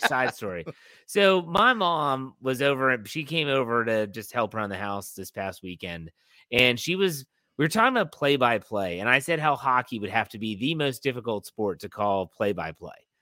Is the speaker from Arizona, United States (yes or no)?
no; West Virginia, United States; I'm from West Virginia, I can talk like